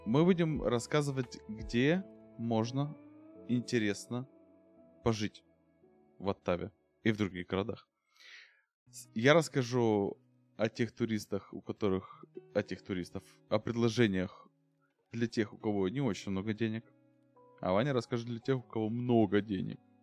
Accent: Ukraine; я украинец

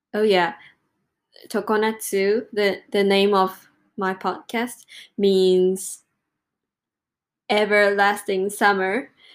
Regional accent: Japan; English is a second language; moved away as an adult; I came back to Japan on 5th of July

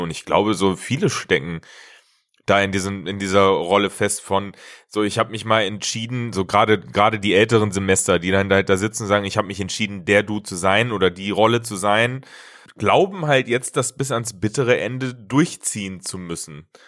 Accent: Hesse, Germany; moved away; ich komme ja eigentlich auch ursprünglich aus Hessen

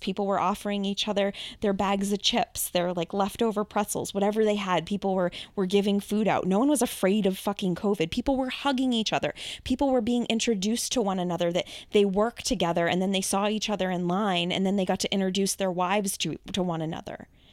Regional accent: Massachusetts, United States; I'm obviously from Massachusetts

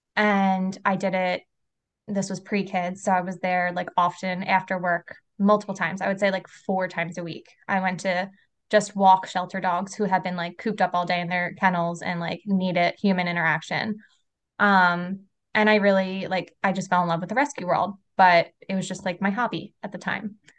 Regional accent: Philadelphia, Pennsylvania, United States; moved away as an adult; now in South Jersey, United States; I was born and raised in Philly

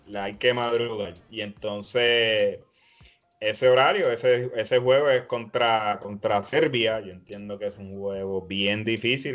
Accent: Puerto Rico; nosotros como puertorriqueños nos tenemos que, sentir muy, bien orgullosos de ser, de ser de aquí

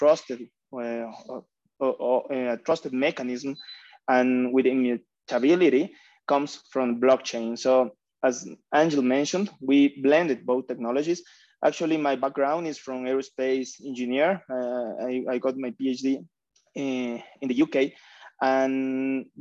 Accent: Ecuador; I am also from Ecuador

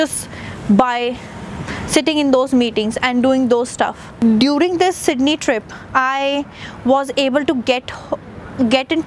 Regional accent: India; moved away as an adult; I am an Indian, came to a new country

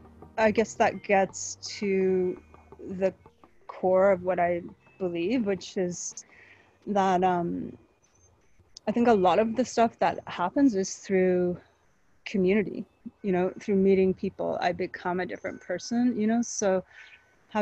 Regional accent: Canada; moved away as an adult; also born or lived in Vancouver, British Columbia / Quebec / Africa; now in Los Angeles, United States; I am Canadian. I grew up in largely in Vancouver in Quebec

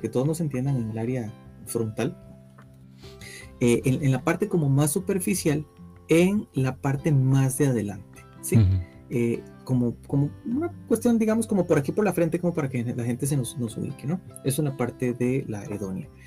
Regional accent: Costa Rica; nosotros como ticos

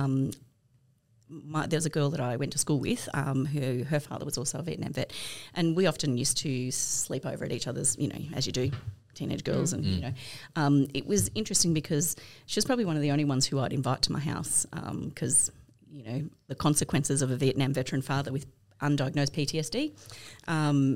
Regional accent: Albury, New South Wales, Australia; I grew up in Albury Wodonga, a big family in Albury Wodonga

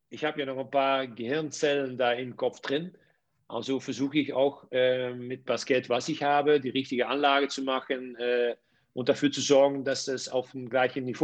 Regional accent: Netherlands; German is a second language; ich komme ja aus den Niederlanden. In die höchste Liga bei uns es sind drei Vereine, die sehr gut bis gut bezahlen.

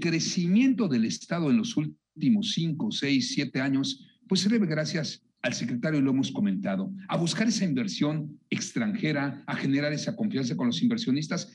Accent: Mexico; Todos somos mexicanos

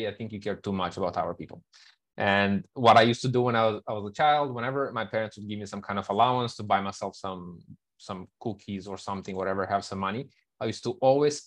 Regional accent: Moldova; moved away as an adult; also born or lived in Kuala Lumpur; I am originally from Moldova, but in the past 12 years, I think I've been living in many, many countries, over 30 different countries

